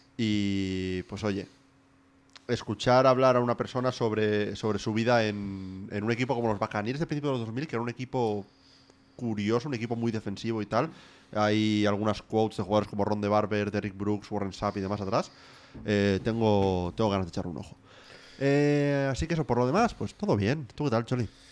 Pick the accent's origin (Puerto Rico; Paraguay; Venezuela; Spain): Spain; Asturias; born or raised there; moved away